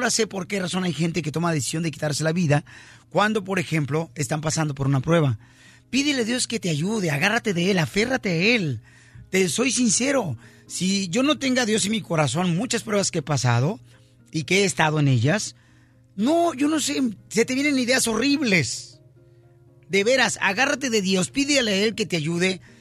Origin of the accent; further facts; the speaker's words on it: Michoacán, Mexico; El abogado de inmigración y yo somos michoacanos.